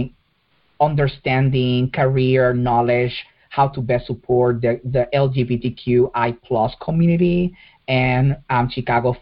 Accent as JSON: {"language": "English", "country": "Puerto Rico", "tie": "born or raised there", "moved": "yes", "said": "I was born and raised in Puerto Rico"}